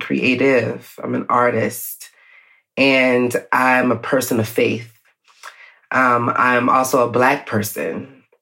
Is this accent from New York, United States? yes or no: no; Atlanta, Georgia, United States; Black person being born and raised in Atlanta, a Grady baby